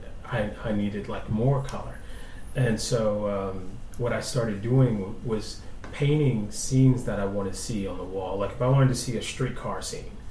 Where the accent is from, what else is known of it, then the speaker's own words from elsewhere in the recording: New Orleans, Louisiana, United States; I grew up in Treme mostly